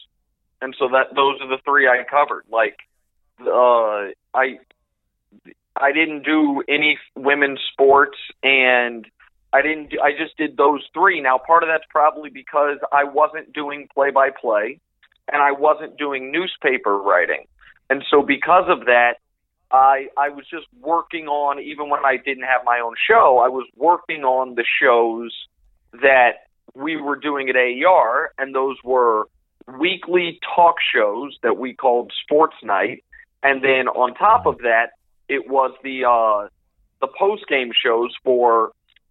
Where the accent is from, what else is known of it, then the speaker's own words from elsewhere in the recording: Kansas City, Missouri, United States; moved away as an adult; also born or lived in Houston / Syracuse; now in Los Angeles, United States; I grew up in Kansas City.